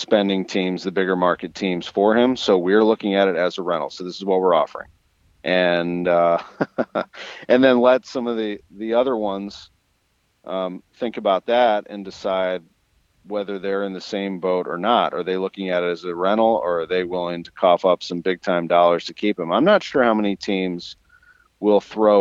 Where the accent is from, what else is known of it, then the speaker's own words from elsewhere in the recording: Creve Coeur, Missouri, United States; I grew up here, but I grew up in West County. I mean, I grew up in Creve Coeur